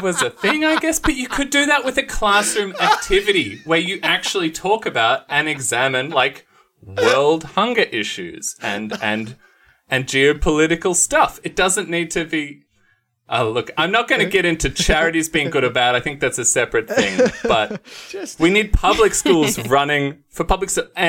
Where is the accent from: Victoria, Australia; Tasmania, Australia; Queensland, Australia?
Victoria, Australia; Ballarat; I grew up in Ballarat, there was.